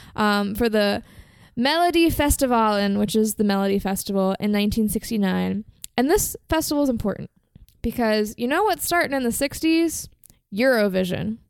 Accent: Virginia, United States; I'm American and I'm from Virginia and that's just how we say it.

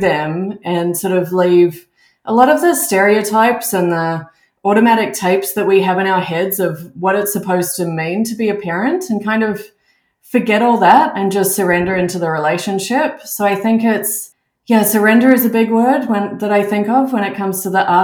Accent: Melbourne, Victoria, Australia; moved away as an adult; also born or lived in Auckland, New Zealand / United Kingdom; now in Canada; I'm originally from Australia. I grew up in Melbourne

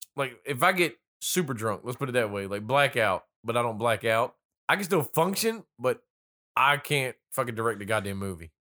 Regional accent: North Carolina, United States; accent: little country accent; I'm originally born and raised in North Carolina.

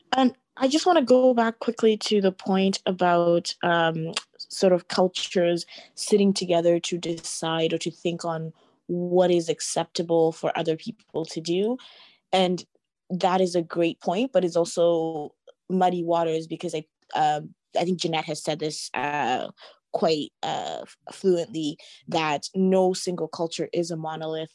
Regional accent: Canada; being myself Canadian and growing up in Canada. And in many ways, I see myself, I guess, as Canadian first, just having been born and raised here

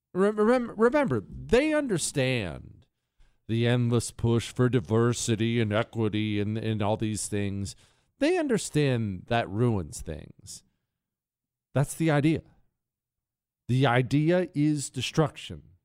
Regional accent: United States; I'm an American

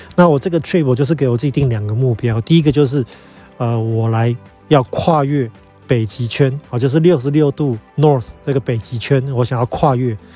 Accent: Taiwan; moved away as an adult; 我们台湾人

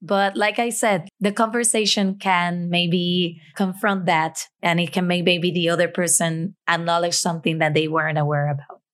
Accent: Puerto Rico; as a Puerto Rican

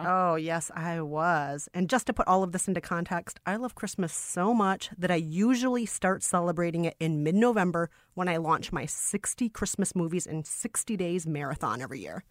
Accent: Minnesota, United States; I'm from Minnesota, which is heavily influenced by Scandinavian culture

